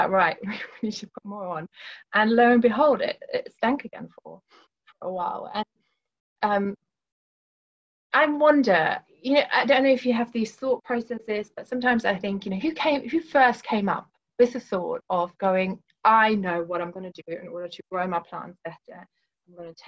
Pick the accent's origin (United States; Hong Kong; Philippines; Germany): Germany; Northern Germany; moved away as an adult; now in Milton Keynes, United Kingdom; I grew up in Germany. My family is in Germany. I moved over to the UK when I was 18